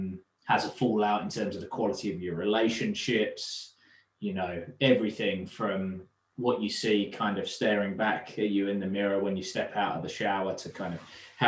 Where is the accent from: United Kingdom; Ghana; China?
United Kingdom; London; So father was born and raised in London, and consequently so was I, but travelled back a lot, you know, through my youth.